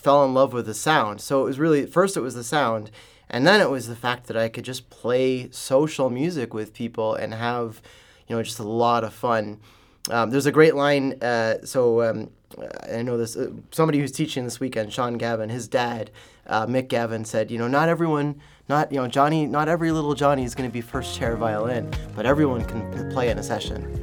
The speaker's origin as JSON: {"language": "English", "region": "Ontario", "country": "Canada", "tie": "born or raised there", "moved": "yes", "lives_now": "St. Louis, United States", "said": "I was growing up in Ontario"}